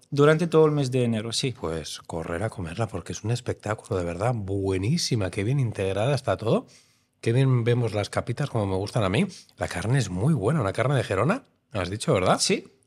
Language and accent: Spanish; Romania; now in Spain; Soy rumano.